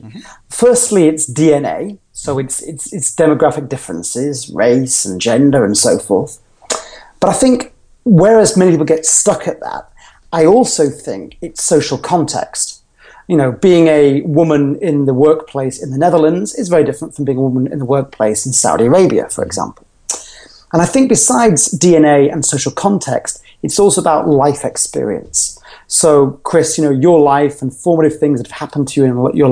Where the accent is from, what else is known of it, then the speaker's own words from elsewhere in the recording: Yorkshire and the Humber, United Kingdom; now in London, United Kingdom; I am originally from Yorkshire in the north of England, but I live and work and based out of London